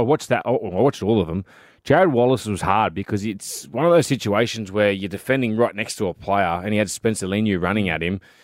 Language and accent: English; Sydney, New South Wales, Australia; I was gr-, born and bred in Leichhardt.